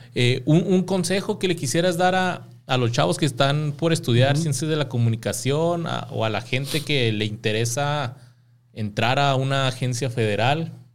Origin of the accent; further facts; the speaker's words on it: Mexico; nosotros como mexicanos crecimos con que la migra son los malos